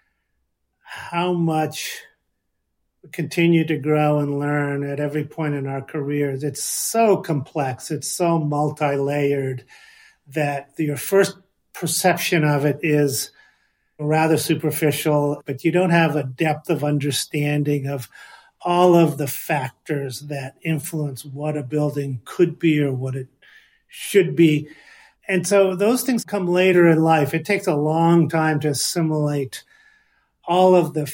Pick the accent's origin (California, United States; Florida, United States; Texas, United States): California, United States; Los Angeles; Growing up in Los Angeles in the 60s, those are my sort of teenage years and early high school years in the early 70s